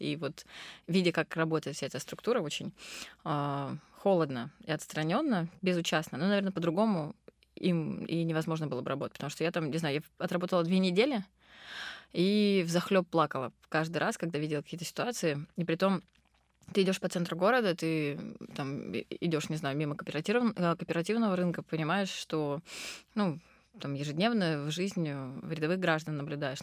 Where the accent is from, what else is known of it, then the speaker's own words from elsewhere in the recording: Krasnodar, Krasnodar Krai, Russia; also born or lived in Rustavi, Georgia; я родом из Грузии, я родилась в городе Руставе. Вот, я а, мы грузинские греки, говорящие по-турецки, но живущие в России. В общем, очень сложная такая коллаборация. Вот. Но в Краснодаре с пяти лет